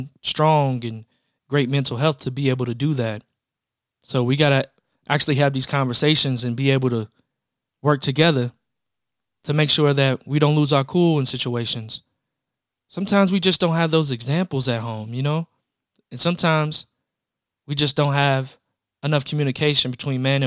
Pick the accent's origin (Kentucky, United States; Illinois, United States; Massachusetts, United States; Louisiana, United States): Kentucky, United States; Louisville; I'm from Louisville, Kentucky, but hey, we don't have any pro teams